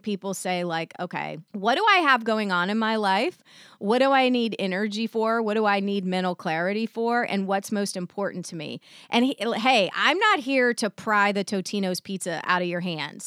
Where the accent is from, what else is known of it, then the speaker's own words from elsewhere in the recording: the South, United States; I was raised in the South